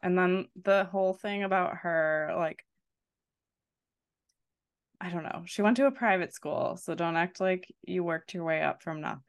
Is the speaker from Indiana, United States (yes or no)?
no; Wisconsin, United States; I'm from Wisconsin. I love two buck chuck.